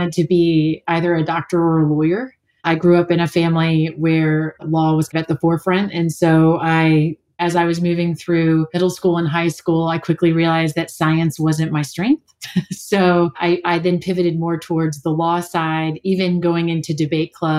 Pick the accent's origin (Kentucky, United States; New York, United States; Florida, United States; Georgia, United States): Kentucky, United States; moved away as an adult; also born or lived in Middlebury, Vermont; now in New Zealand; I'm from Kentucky.